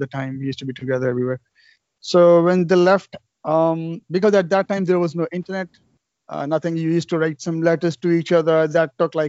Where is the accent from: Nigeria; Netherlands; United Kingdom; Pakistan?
Pakistan; moved away as an adult; now in Canada; I'm from Pakistan, and my wife sitting beside me also, she was born in Pakistan. And we schooled together in Pakistan until grade 8